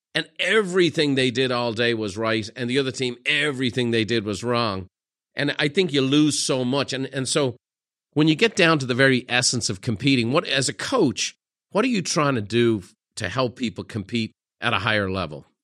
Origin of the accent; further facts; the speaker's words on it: Ireland; me being Irish